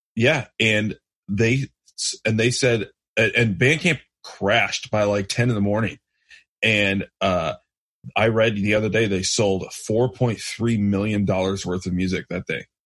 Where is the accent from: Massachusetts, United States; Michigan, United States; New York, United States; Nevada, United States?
Michigan, United States; I'm from Michigan